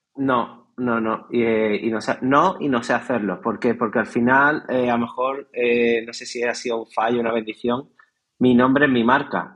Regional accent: Nerja, Andalusia, Spain; en mi pueblo, en Nerja

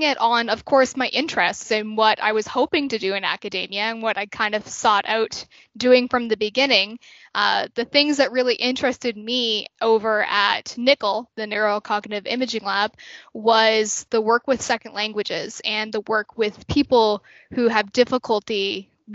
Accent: Halifax, Nova Scotia, Canada; I'm from Halifax, so Dal kind of felt like a natural choice for me

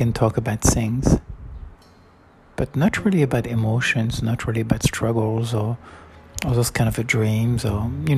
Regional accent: Florac, Occitania, France; moved away; still lives in a home where I grew up from 81 in Florac

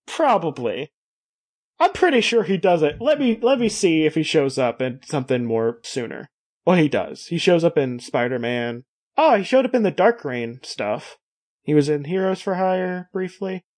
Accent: Kentucky, United States; Kentucky even, which is where I hail from

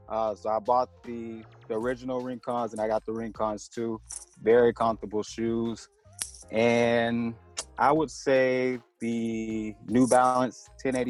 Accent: Lakeland, Florida, United States; I'm from Lakeland, Florida, born and raised. I'm still here at the moment.

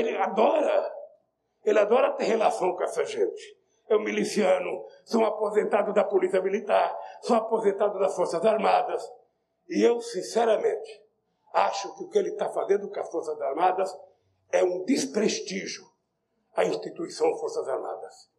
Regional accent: Northeast Region, Brazil; Eu sou nordestino

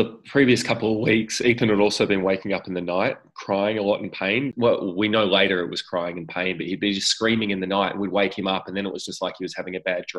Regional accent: Adelaide, South Australia, Australia; moved away as an adult; also born or lived in Sydney; I was from Adelaide, Jerusha was from Sydney, and when we got married, we lived in Sydney for about 10 and a half years. So we moved back to Adelaide in 2015.

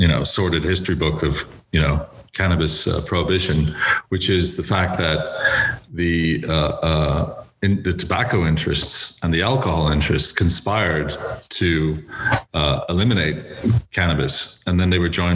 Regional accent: Dublin, Leinster, Ireland; moved away as an adult; now in United States; I was educated in Dublin in secondary school, and I went to University College Dublin

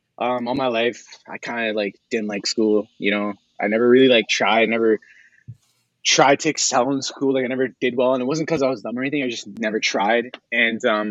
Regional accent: Hamilton, Ontario, Canada; I'm from Hamilton, Ontario

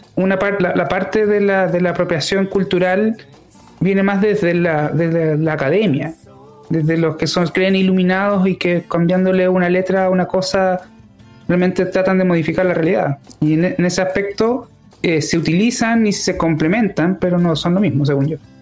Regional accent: Chile; lo que somos como, como, como sociedad chilena

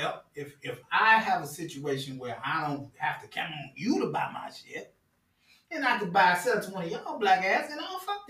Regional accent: Chicago, Illinois, United States; Like, I'm from the Midwest.

